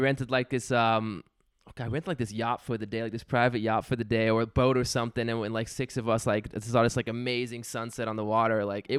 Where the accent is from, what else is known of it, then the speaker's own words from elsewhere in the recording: Belgium; moved away; We got married in Belgium, like 5 minutes from my hometown